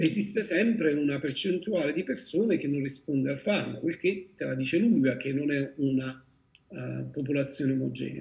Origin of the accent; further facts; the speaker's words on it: Salerno, Campania, Italy; sono di Salerno